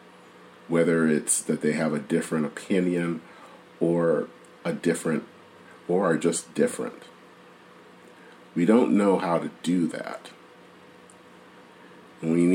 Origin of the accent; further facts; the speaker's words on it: United States; I am an American